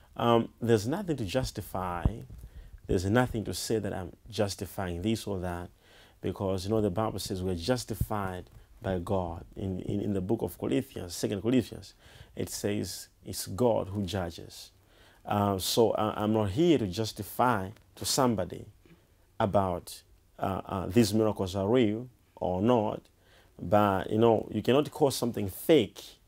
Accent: Malawi; I was born in Malawi and, and, and I grew up in Malawi

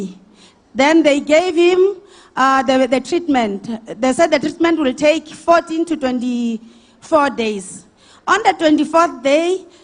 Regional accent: Steelpoort, Limpopo, South Africa; also born or lived in Grootvlei; I'm originally from Grootvlei, but my hometown is in Limpopo, Stilpoort

